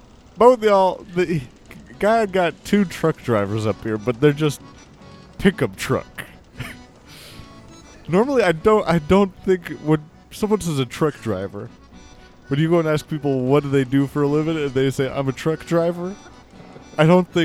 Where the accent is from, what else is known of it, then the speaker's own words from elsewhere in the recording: Kentucky, United States; Well, I'm from Kentucky.